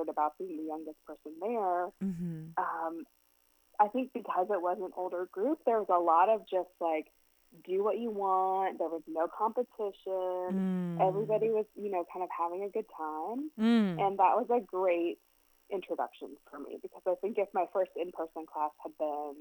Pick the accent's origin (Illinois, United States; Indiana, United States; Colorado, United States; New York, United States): Indiana, United States; where I grew up in Indiana